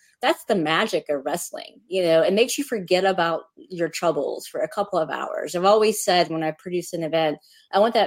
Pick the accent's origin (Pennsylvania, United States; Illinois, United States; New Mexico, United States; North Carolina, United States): North Carolina, United States; Wilmington; I lived in Wilmington